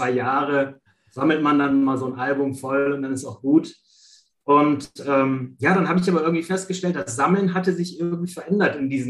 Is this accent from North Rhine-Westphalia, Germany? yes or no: yes; Düsseldorf, North Rhine-Westphalia, Germany; da muss ich mich ein bisschen outen, Bayern-Fan geworden bin, mhm. ja, als Düsseldorfer.